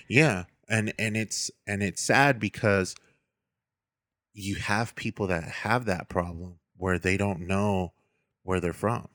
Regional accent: Stockton, California, United States; I'm from Southside Stockton

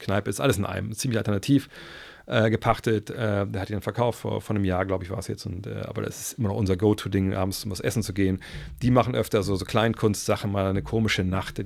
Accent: Wolfsburg, Lower Saxony, Germany; ich komme aus Wolfsburg

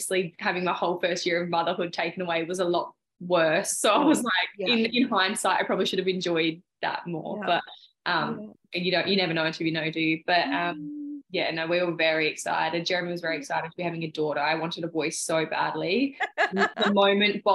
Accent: Adelaide, South Australia, Australia; I'm from Adelaide, so I had all my school friends and like my family here

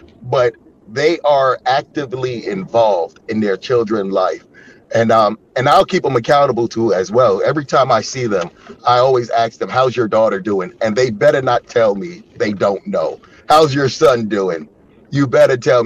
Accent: Yonkers, New York, United States; moved away as an adult; now in Chicago, United States; I'm from a city called Yonkers.

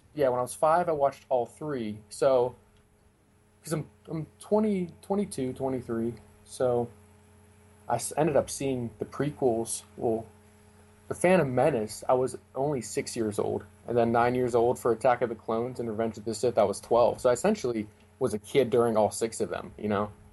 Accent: Pennsylvania, United States; I'm from Pennsylvania

